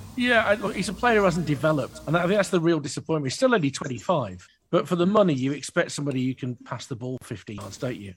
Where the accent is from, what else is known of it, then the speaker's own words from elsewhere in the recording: Birmingham, West Midlands, United Kingdom; growing up in Birmingham, in South Birmingham, like I did